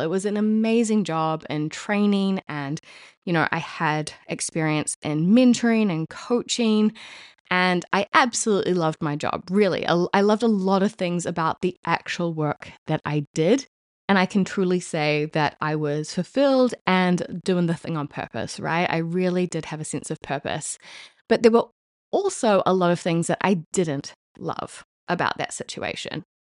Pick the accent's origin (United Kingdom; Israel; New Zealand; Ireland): New Zealand; now in Paris, France; as a New Zealander living in Paris, France